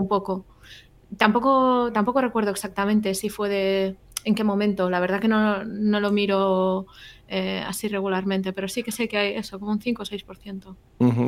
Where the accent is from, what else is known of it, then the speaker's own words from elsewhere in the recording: Barcelona, Catalonia, Spain; now in California, United States; soy de Barcelona, pero vivo en California.